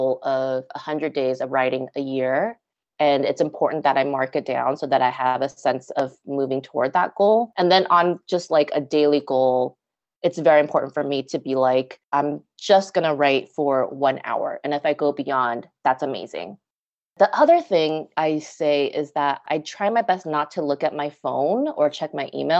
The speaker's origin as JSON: {"language": "English", "town": "Los Angeles", "region": "California", "country": "United States", "also_born_or_lived": "Las Vegas, Nevada", "said": "settle back into LA where I'm from"}